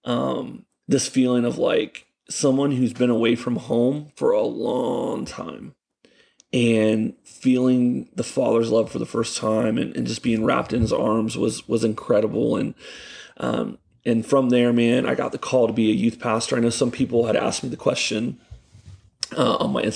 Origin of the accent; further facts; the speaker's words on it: Ocala, Florida, United States; also born or lived in Gainesville, Florida; I was born in Gainesville, and my parents lived here in Ocala, and so I grew up here in Ocala